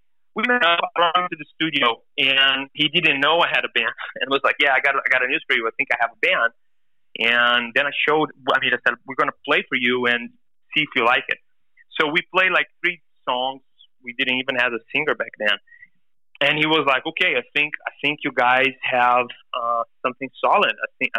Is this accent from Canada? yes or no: no; Brazil; English is a second language; we are a band from Brazil. My family is from Holland. And so I've been always, like, in between Europe and Brazil.